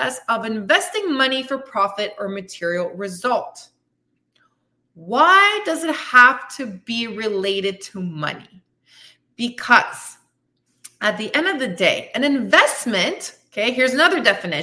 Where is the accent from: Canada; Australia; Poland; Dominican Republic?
Canada; moved away as an adult; also born or lived in Belgium; now in Tulum, Mexico; I'm from Canada, originally from Belgium. And I just picked up my shit and left at 33 years old.